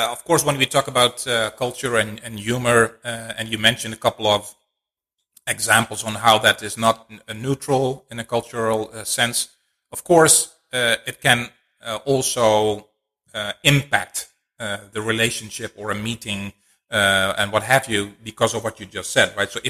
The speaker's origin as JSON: {"language": "English", "country": "Venezuela", "also_born_or_lived": "Mexico", "second_language": "English", "moved": "as an adult", "said": "I came from Venezuela and then moved to Mexico"}